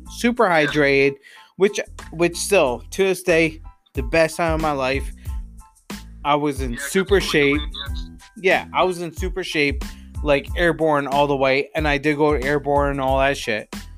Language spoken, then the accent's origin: English; Johnstown, New York, United States; I come from a uh, and I'll quote and quote this, Johnstown